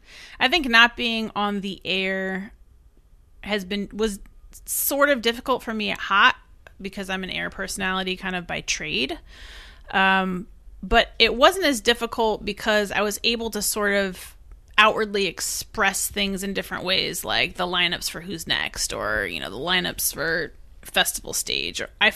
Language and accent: English; Eugene, Oregon, United States; now in New York, United States; I didn't come from money. I came from Eugene, Oregon, and now I'm in New York. I didn't grow up here.